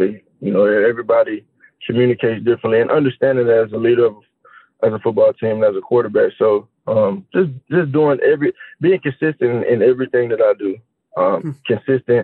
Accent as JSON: {"language": "English", "town": "Houston", "region": "Texas", "country": "United States", "also_born_or_lived": "Alabama", "moved": "yes", "lives_now": "Philadelphia, United States", "said": "I'm from Houston, Texas"}